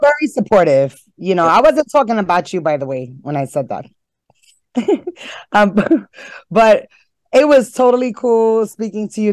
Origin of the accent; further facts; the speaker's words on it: New York City, New York, United States; I was born and raised in Harlem